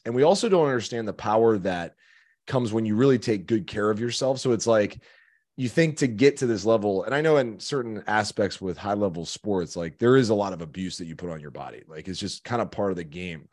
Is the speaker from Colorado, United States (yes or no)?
no; Chicago, Illinois, United States; moved away; I'm from Chicago